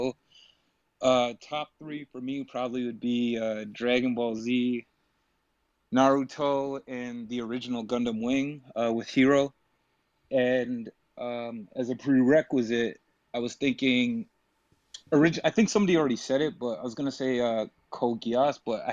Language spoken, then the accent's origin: English; Toronto, Ontario, Canada; I'm from Toronto